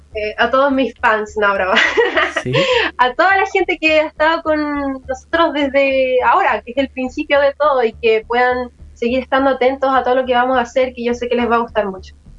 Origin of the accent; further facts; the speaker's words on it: Santiago, Santiago Metropolitan Region, Chile; aquí de Santiago